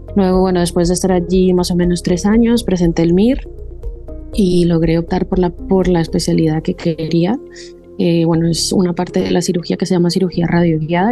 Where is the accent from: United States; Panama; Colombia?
Colombia; moved away as an adult; also born or lived in Don Benito, Extremadura, Spain; now in Spain; yo soy colombiana y hice allí medicina, el pregrado